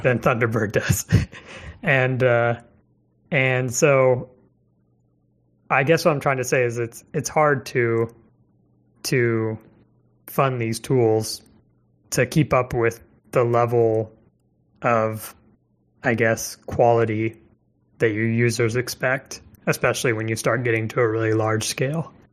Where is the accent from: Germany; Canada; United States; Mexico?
United States; Missouri; moved away; I'm from Missouri originally